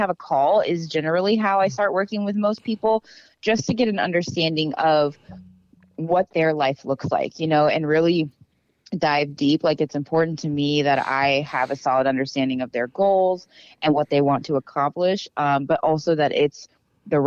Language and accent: English; Dallas, Texas, United States; I'm from Texas, grew up in Dallas